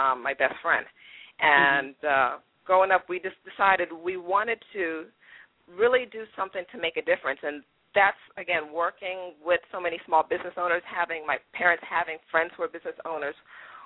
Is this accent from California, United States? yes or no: no; Bowie, Maryland, United States; also born or lived in Trinidad / New York; I grew up in Prince George's County, Maryland. Grew up in Bowie